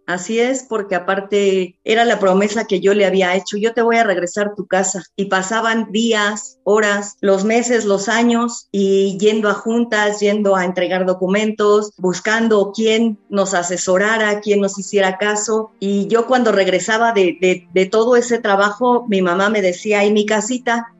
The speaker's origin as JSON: {"language": "Spanish", "country": "Mexico", "said": "todos tenemos como mexicanos"}